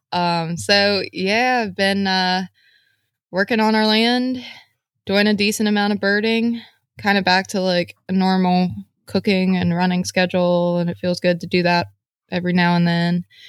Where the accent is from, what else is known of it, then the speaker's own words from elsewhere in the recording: West Virginia, United States; moved away as an adult; I grew up in very rural West Virginia, farming